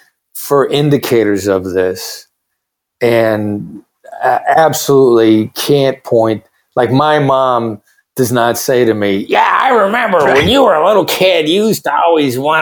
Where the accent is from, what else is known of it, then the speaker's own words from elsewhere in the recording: Iowa, United States; moved away; also born or lived in Kansas City; I grew up there